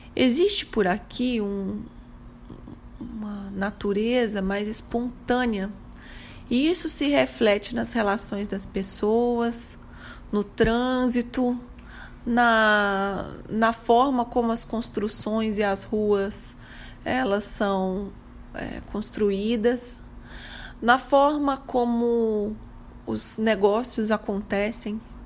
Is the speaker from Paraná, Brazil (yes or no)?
no; Minas Gerais, Brazil; como mineira que sou